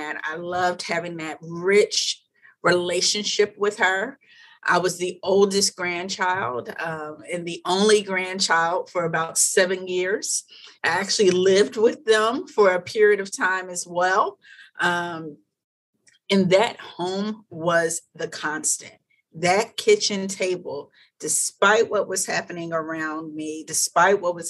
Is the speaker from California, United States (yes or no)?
no; Philadelphia, Pennsylvania, United States; moved away; So I'm originally from West Philadelphia